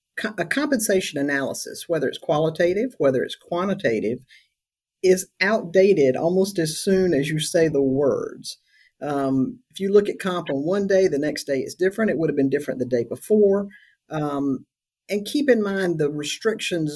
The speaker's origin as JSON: {"language": "English", "region": "South Carolina", "country": "United States", "said": "I'm from South Carolina"}